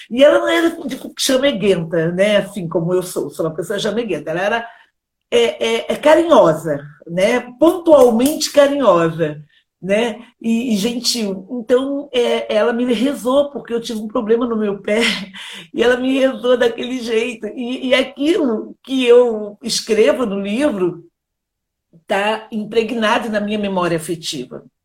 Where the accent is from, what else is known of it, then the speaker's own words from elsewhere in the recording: Rio de Janeiro, Brazil; born there; você sabe, né, que eu nasci numa favela, lá na Gávea, e, e, na minha comunidade eh, tinha a dona Brígida